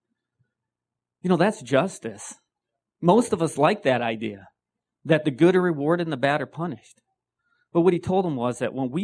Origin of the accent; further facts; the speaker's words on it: Wisconsin, United States; I'm from Wisconsin.